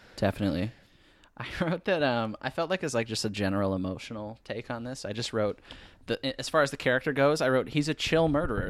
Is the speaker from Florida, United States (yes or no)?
no; Dexter, Michigan, United States; we're both from Dexter, Michigan